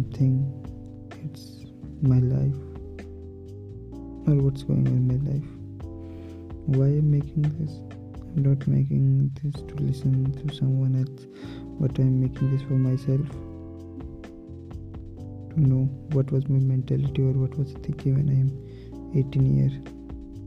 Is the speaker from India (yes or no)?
yes; India; English is a second language; I am from India